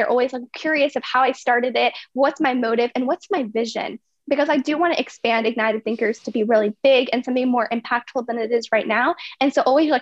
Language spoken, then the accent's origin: English; Virginia, United States; also born or lived in India / United Kingdom; I was born in India, and then I lived in UK for 2 years. And then when I was 2.5, I came to Virginia. So I've been in Virginia ever since